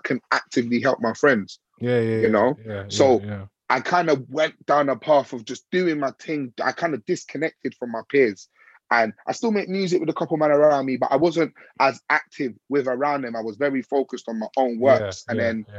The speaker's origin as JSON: {"language": "English", "region": "London", "country": "United Kingdom", "tie": "born or raised there", "said": "I grew up in West. I didn't grow up in East London where grime was very prominent"}